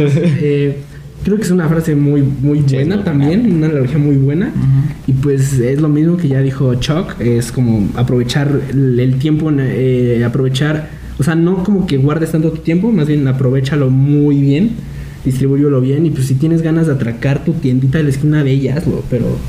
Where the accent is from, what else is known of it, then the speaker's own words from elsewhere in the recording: Mexico; nosotros como mexicanos